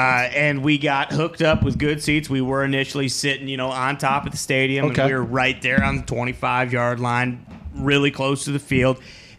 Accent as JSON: {"language": "English", "region": "Iowa", "country": "United States", "moved": "yes", "said": "I'm from Iowa."}